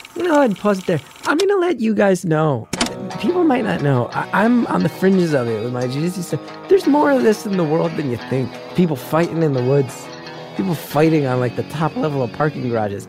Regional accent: New Jersey, United States; growing up in North Jersey

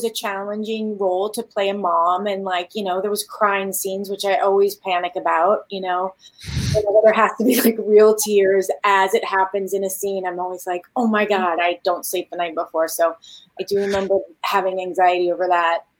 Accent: Midwest, United States; also born or lived in Beverly Hills; we're from the Midwest, and my mom was a single mom that moved us to Beverly Hills.

